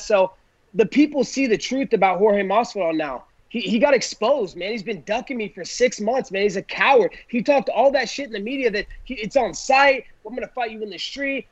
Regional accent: Oregon, United States; since I was a little kid growing up in Oregon

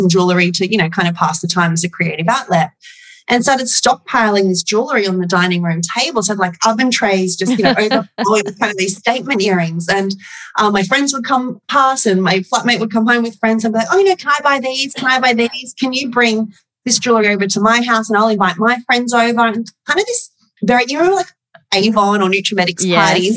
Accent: Port Macquarie, New South Wales, Australia; I'm from Port Macquarie, which is a small town on the mid-north coast of New South Wales, a bit like Summer Bay. and I grew up in the 90s, so I was, you know, in high school in the 90s.

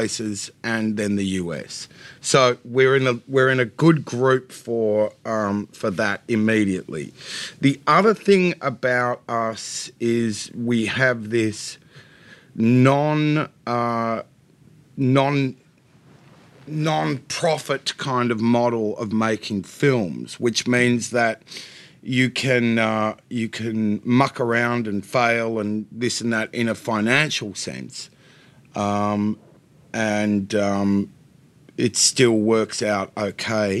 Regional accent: Australia; moved away as an adult; now in United States; I'm not pretending I'm not an Australian. I very much am

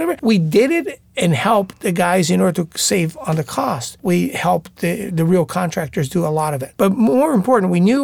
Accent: Brazil; now in United States; our influence of growing up in Brazil

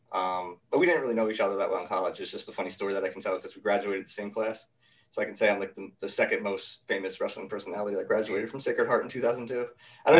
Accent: Kingston, New York, United States; a little bit upstate um, from the city, a town called a small city called Kingston, New York

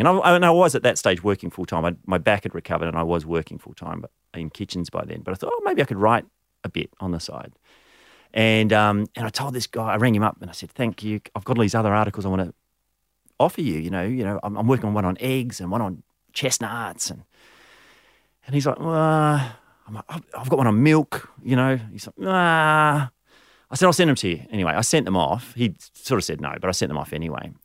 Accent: Canberra, Australian Capital Territory, Australia; also born or lived in Abergavenny, Wales; I grew up in Canberra, but I was actually born overseas. So I was born in the U K.

